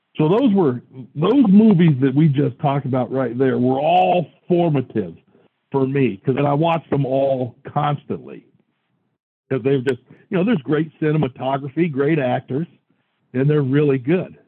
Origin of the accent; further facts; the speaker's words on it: Washington, United States; I was from Washington